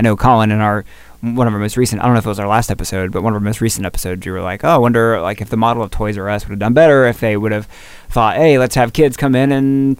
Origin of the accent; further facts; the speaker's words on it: the South, United States; growing up in the South